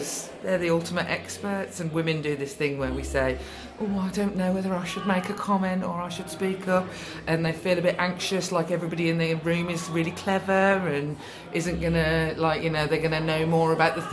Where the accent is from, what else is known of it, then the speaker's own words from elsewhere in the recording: Birmingham, West Midlands, United Kingdom; I'm from Birmingham, where taking the mick out of somebody is the only way we really show love. So I grew up constantly in a family of arguing